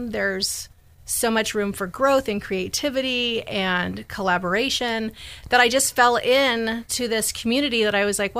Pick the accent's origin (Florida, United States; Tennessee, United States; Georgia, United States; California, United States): California, United States; Bay Area; also born or lived in Portland, Oregon; now in Sacramento, United States; I'll move to Sac for a year, get some contacts, and move back to the Bay Area where I'm from